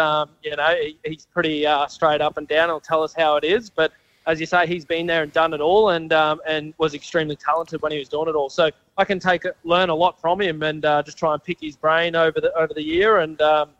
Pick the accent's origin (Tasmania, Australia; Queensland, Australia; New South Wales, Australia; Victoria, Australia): Queensland, Australia; Toowoomba; my hometown